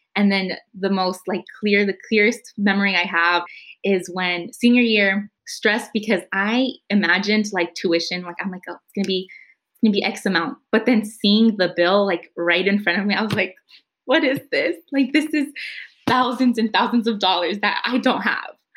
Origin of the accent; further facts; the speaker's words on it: San Jose, California, United States; I grew up in Eastside San Jose. I went to school in Eastside San Jose